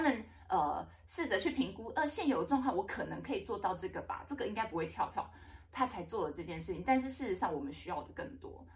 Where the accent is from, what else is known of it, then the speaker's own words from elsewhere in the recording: Taipei, Taiwan; 我从小也在大安那个文山区长大，我是景美人